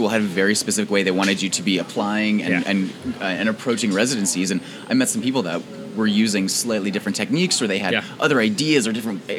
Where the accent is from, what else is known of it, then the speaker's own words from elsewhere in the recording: Phoenix, Arizona, United States; moved away; I grew up in Phoenix